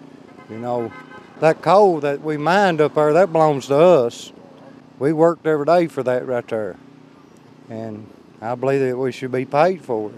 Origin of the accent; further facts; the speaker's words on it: Leslie County, Kentucky, United States; I'm from Leslie County.